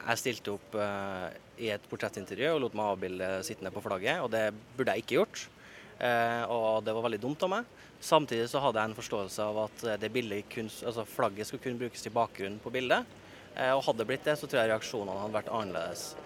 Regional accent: Trøndelag, Norway; now in Oslo, Norway; Jeg hører hjemme i Trøndelag, og der kommer jeg alltid til å høre hjemme.

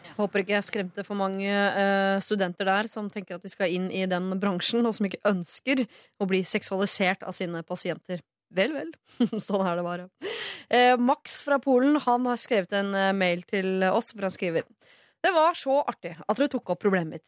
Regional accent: Norway; Jeg er født her, jeg er oppvokst her

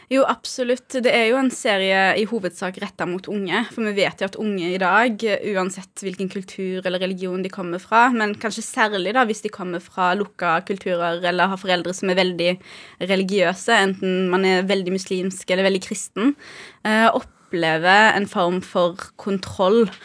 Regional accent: Haugesund, Rogaland, Norway; moved away as an adult; now in Oslo, Norway; jeg vokste jo opp eh, i Haugesund

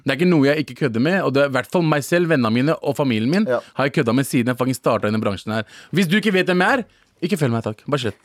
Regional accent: Norway; Jeg er faktisk fra Norge

